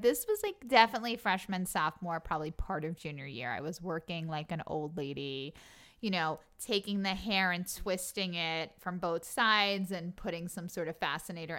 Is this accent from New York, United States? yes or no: yes; Long Island, New York, United States; I'm from Long Island